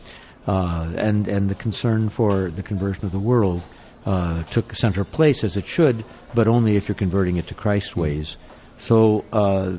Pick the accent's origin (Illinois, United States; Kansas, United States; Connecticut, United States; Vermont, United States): Illinois, United States; Chicago; growing up in Chicago